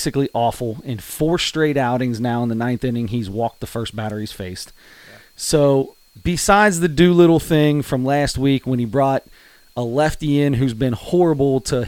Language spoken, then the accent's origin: English; Cincinnati, Ohio, United States; we're from Cincinnati. We're homers when it comes to Cincinnati.